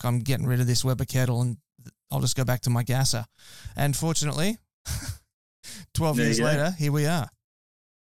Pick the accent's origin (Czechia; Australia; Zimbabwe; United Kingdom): Australia; Queensland; I'm from Queensland